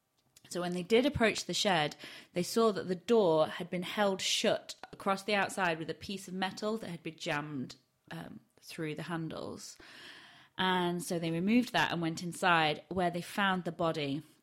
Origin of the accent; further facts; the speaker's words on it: Barnsley, Yorkshire and the Humber, United Kingdom; accent: Yorkshire; I used to have a really broad Barnsley accent and I can't replicate it anymore.